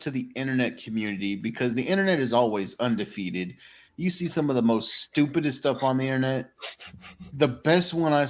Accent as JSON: {"language": "English", "region": "Texas", "country": "United States", "said": "I'm a Texan."}